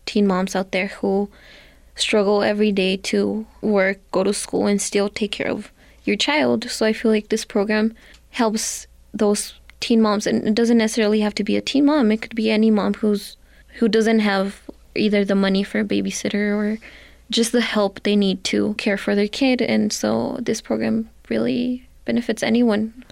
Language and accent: English; Santa Fe, New Mexico, United States; I am from Santa Fe, New Mexico